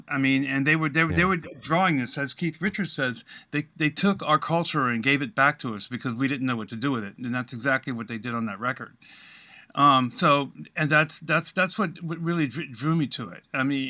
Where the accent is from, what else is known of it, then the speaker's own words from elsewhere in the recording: Guantanamo Bay, Cuba; also born or lived in Washington, D.C.; A lot of moving around, and primarily we were in Guantanamo Bay, Cuba.